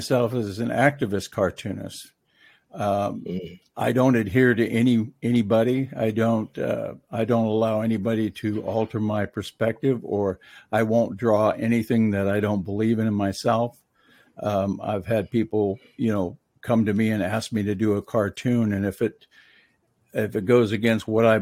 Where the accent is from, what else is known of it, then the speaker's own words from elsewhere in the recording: Mendocino County, California, United States; moved away as an adult; also born or lived in Washington State; pretty much all my life up until I was 18, I lived along the coast of Mendocino County in California